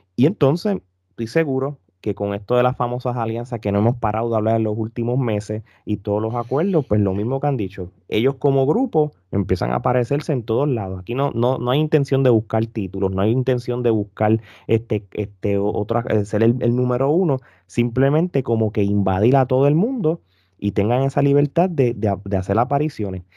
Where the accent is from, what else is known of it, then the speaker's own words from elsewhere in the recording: Puerto Rico; Nosotros como puertorriqueños